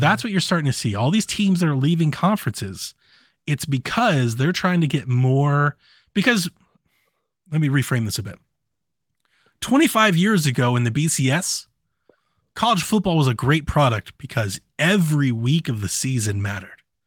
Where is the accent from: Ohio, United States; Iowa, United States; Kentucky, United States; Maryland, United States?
Ohio, United States; Columbus and Cleveland; now in Georgia, United States; I grew up in Columbus and Cleveland, and I live in Georgia